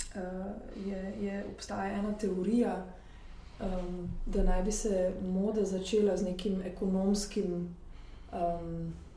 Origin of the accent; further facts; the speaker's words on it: Slovenia; moved away as an adult; now in Paris, France; jaz sem pač iz Slovenije